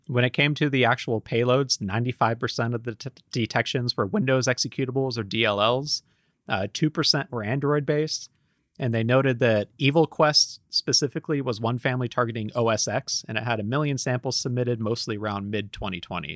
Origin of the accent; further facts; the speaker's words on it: United States; I'm an American